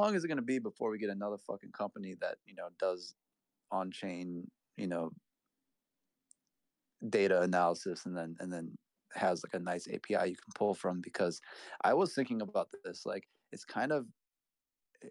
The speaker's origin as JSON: {"language": "English", "region": "Midwest", "country": "United States", "moved": "yes", "lives_now": "Boston, United States", "said": "I live in Boston, so I don't have to worry about tornadoes. But like, you know, I come from the Midwest, so I know all about it"}